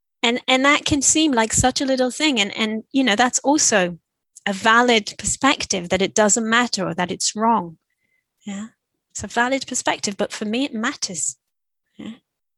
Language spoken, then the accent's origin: English; Israel; first language Hebrew; English is a second language; I teach a lot in Israel in Hebrew, yeah, my mother tongue.